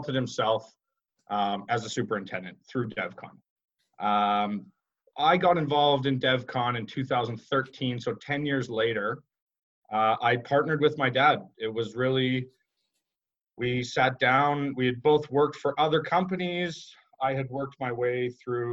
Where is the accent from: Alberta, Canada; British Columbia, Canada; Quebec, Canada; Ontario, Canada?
Alberta, Canada; Calgary; Growing up in Calgary, Alberta, my father was always, he was a construction professional